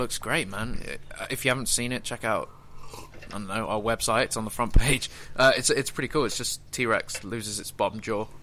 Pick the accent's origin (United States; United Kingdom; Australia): United Kingdom; I'm British